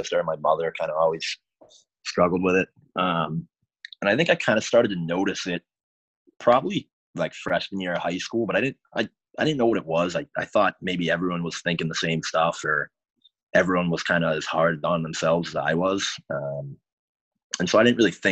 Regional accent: Boston area, Massachusetts, United States; I grew up right outside of Boston, like, you know, 30 minutes south

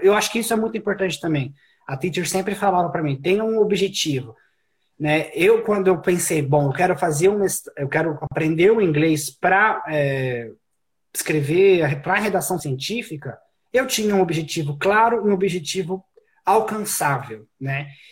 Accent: Brazil; moved away as an adult; now in Canada; eu só saí do Brasil para países que falavam espanhol

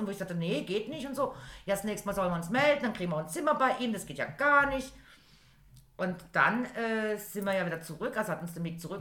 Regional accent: Germany; wir sind Deutsche

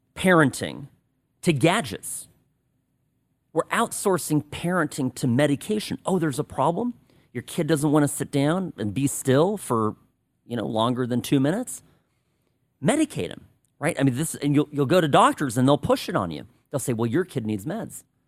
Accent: Irvine, California, United States; moved away as an adult; I lived most of my life in a place called Irvine

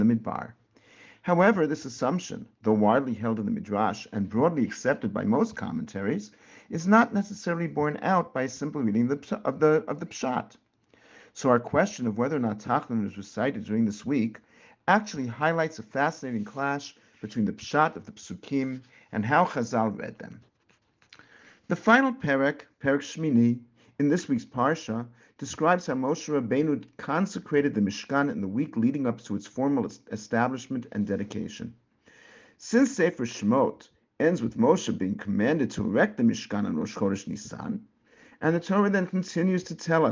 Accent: Teaneck, New Jersey, United States; Growing up in Teaneck, New Jersey, and it was a very different place more years ago than I care to admit, our shul

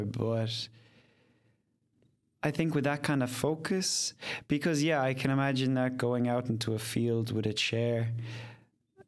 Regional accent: Ireland; moved away as an adult; also born or lived in Vietnam / Spain; now in Netherlands; I grew up in Ireland. My father was English. My mother was Irish.

